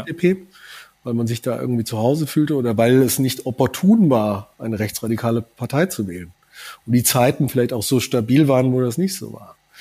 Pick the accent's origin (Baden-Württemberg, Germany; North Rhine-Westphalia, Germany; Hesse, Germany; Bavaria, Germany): Hesse, Germany; southern; ich komme aus Südhessen. Ich hatte äh, während meiner Schulzeit äh, täglich äh, vier Starfighter, drei Tornados über der Schule im Tiefflug drüber knattern